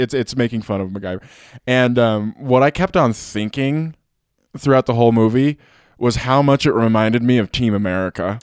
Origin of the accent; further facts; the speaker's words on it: Pueblo, Colorado, United States; I'm from Pueblo